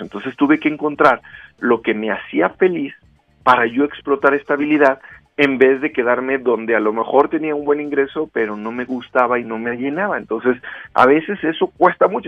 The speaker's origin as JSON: {"language": "Spanish", "town": "Rioverde", "region": "San Luis Potosí", "country": "Mexico", "tie": "born or raised there", "moved": "yes", "lives_now": "Guadalajara, Mexico", "said": "yo crecí en Río Verde"}